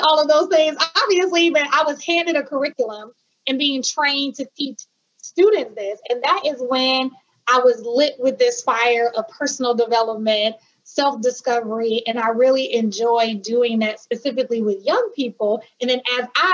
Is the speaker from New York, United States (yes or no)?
no; Milwaukee, Wisconsin, United States; also born or lived in Hampton, Virginia; I am from Milwaukee, Wisconsin. My family is also from Milwaukee, Wisconsin as well, even though we have some roots in Mississippi. But we were in Milwaukee my whole life